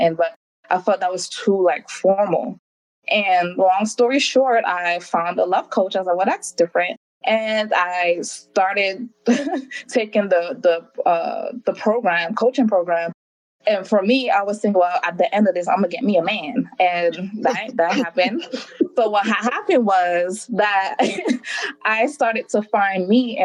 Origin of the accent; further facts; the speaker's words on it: New York City, New York, United States; moved away as an adult; also born or lived in Hawaii; I was born and raised in Brooklyn, New York. My family's from the Caribbean, particularly Jamaica